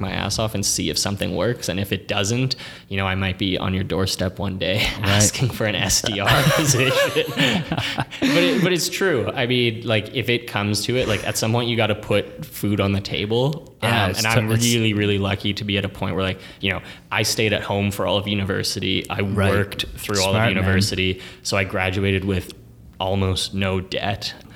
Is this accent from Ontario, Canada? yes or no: yes; Toronto, Ontario, Canada; born and raised in the East End, went to high school in Scarborough, now downtown